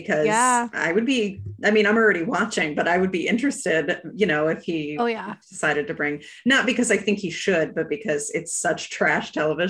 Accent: outside of Charlotte, North Carolina, United States; We live now, and we lived when we were growing up outside of Charlotte.

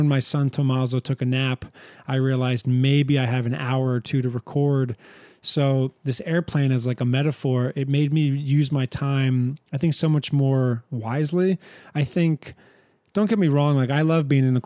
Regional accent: Ramsey, New Jersey, United States; moved away as an adult; now in Turin, Italy; We both were born and raised in Ramsey, New Jersey, in Bergen County of New Jersey.

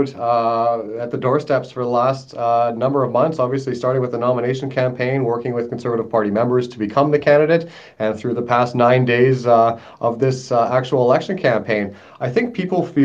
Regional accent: Portage la Prairie, Manitoba, Canada; my hometown here in Portage

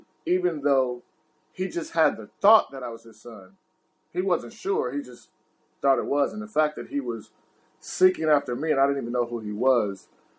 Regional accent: Louisiana, United States; born there; He's like 15 minutes away from where I was born in Louisiana.

